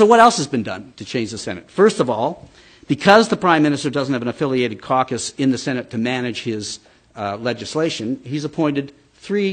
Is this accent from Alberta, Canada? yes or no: yes; Alberta, Canada; I'm from Alberta